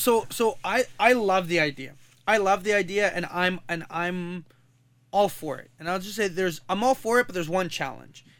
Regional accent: Kuwait; now in Canada; I come from Kuwait

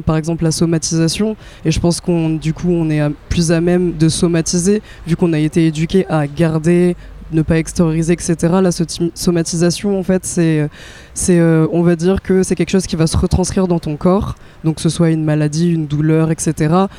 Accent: France; je suis née en France

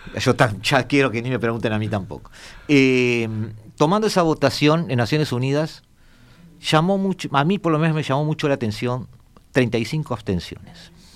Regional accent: Uruguay; yo soy uruguayo

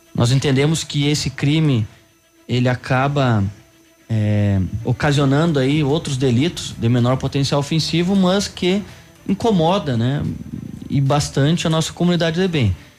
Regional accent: Rio Pardo, Rio Grande do Sul, Brazil; moved away as an adult; now in Pato Branco, Brazil; Eu sou natural do Rio Grande do Sul, eh, mais precisamente de Rio Pardo

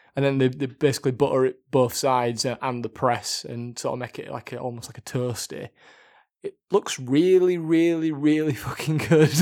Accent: Yorkshire and the Humber, United Kingdom; I'm from Yorkshire

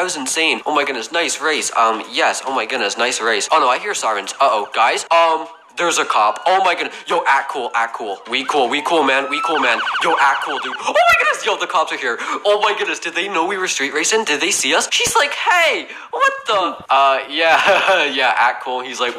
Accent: Canada; I am sorry. I'm Canadian. I'm sorry, okay?

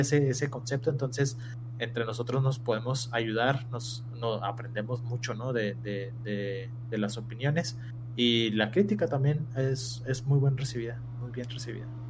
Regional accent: Mexico; somos mexicanos

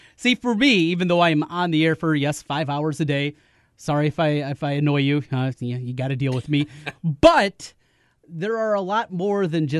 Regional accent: North Iowa, United States; we're both from North Iowa

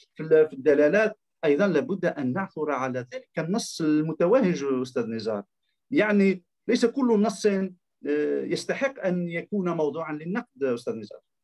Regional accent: Algeria; عندنا في الجزائر

